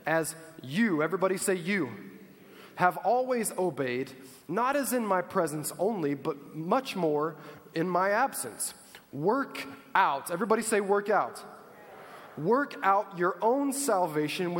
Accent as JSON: {"language": "English", "country": "United States", "tie": "born or raised there", "said": "I was born in the United States of America"}